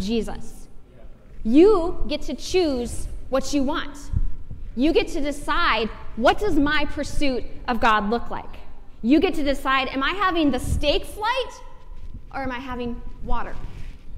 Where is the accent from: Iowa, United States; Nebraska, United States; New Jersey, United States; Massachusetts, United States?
Iowa, United States; now in Lawrence, United States; I grew up in Iowa